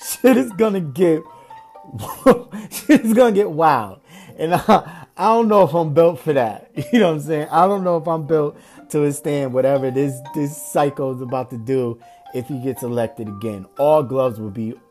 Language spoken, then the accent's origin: English; Springfield, Massachusetts, United States; my hometown, Springfield, Massachusetts